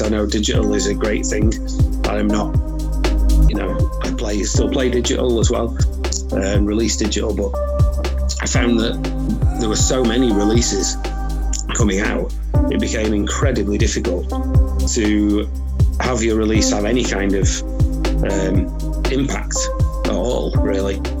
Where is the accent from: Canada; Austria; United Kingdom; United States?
United Kingdom; Manchester, North West England; I'm originally I'm from Manchester, Manchester